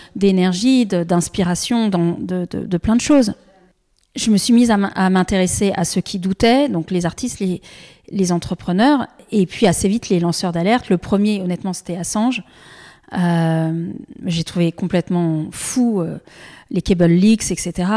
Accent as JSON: {"language": "French", "town": "Annecy", "region": "Auvergne-Rhône-Alpes", "country": "France", "tie": "born or raised there", "said": "J'ai grandi à Annecy"}